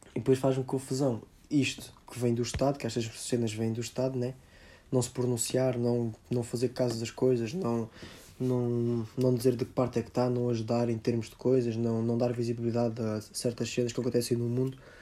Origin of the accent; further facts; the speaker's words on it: Portugal; nós como portugueses